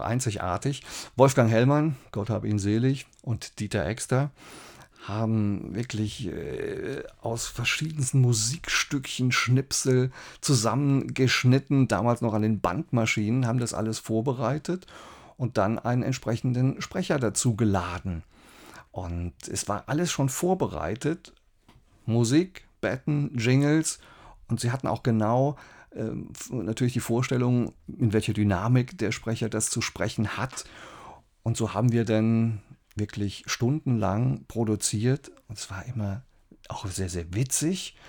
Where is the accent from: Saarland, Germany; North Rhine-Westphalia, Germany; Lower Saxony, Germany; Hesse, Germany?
Saarland, Germany; Saarbrücken; moved away as an adult; also born or lived in Mannheim; ich komme aus Saarbrücken